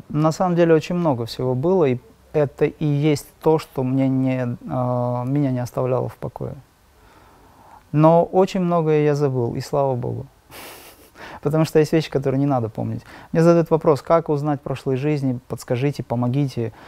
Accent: Makhachkala, Dagestan, Russia; я из Махачкалы, из Дагестана

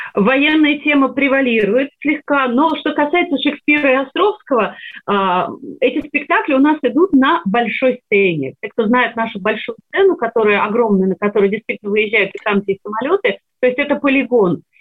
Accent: Sevastopol, Crimea, Ukraine; moved away; Я выросла в Севастополе, в городе русской славы

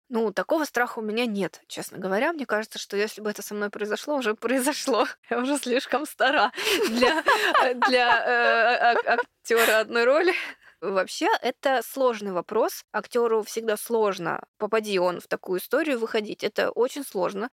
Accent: Khabarovsk, Khabarovsk Krai, Russia; now in Moscow, Russia; когда я еще не переехала в Москву, я с Дальнего Востока, с Хабаровска

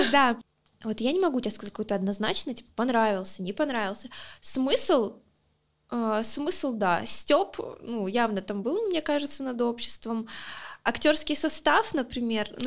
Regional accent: Luhansk, Luhansk Oblast, Ukraine; Э, я из Луганска, если кто еще, блин, не знает.

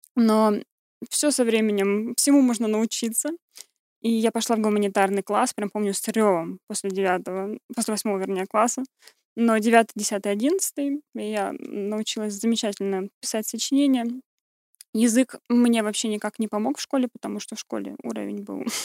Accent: Kurgan, Kurgan Oblast, Russia; moved away as an adult; also born or lived in Ukraine; now in Germany; родилась на Украине, я чистокровная украинка, но выросла в России

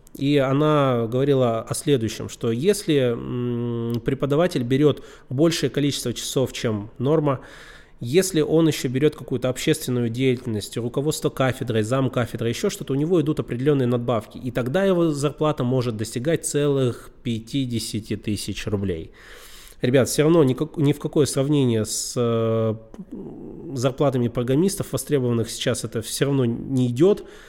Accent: Yekaterinburg, Sverdlovsk Oblast, Russia; Я сам из Екатеринбурга

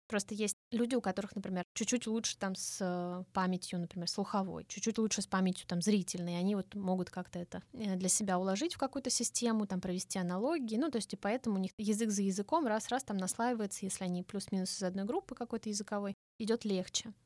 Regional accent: Russia; Я из России

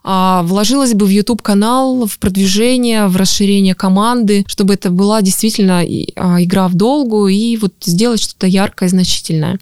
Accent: Altai Krai, Russia; moved away; последний раз я была на Алтае. Ну, это моя малая родина, поэтому я там часто бываю. Но там я мой дом, мои родители

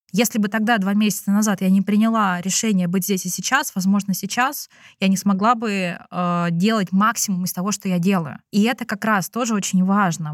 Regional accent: Russia; moved away as an adult; now in China; физически я выросла в России

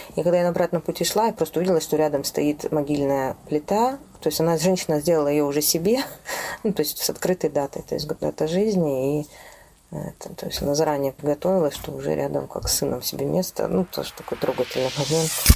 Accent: native village near Novosibirsk, Novosibirsk Oblast, Russia; я родилась в моей родной деревне под Новосибирском

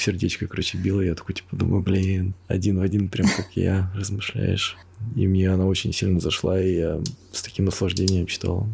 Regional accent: Krasnoyarsk, Krasnoyarsk Krai, Russia; я сам из Красноярска

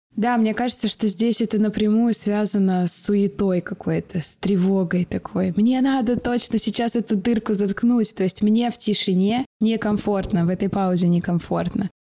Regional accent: Omsk, Omsk Oblast, Russia; я из Сибири.

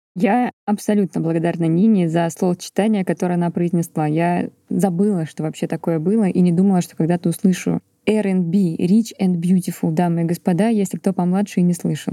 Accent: Volgograd, Volgograd Oblast, Russia; я родилась и выросла в Волгограде, в жилгородке

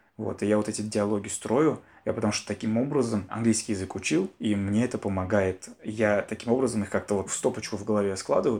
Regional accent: Bashkortostan, Russia; Я татарин, я родился в татарской семье. Сам я из Башкортостана

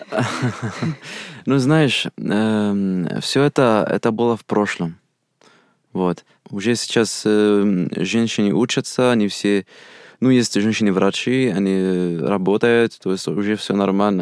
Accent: Algeria; Russian is a second language; moved away as an adult; now in Russia; Я из Алжира. Мне 22 года. Я 4 года как изучаю русский язык. И 2 года в России

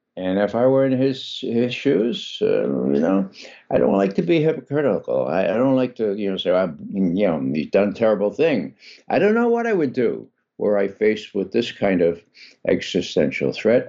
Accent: New York City, New York, United States; I grew up in the Bronx.

